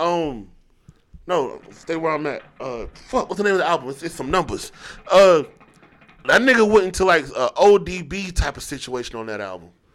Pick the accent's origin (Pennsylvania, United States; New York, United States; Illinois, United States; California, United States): Pennsylvania, United States; Philadelphia; now in North Carolina, United States; I grew up going back and forth between here and Philly